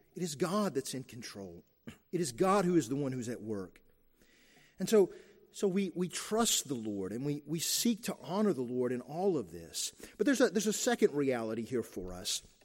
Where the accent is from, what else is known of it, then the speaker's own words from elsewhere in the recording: Eastern Kentucky, United States; I grew up in Eastern Kentucky.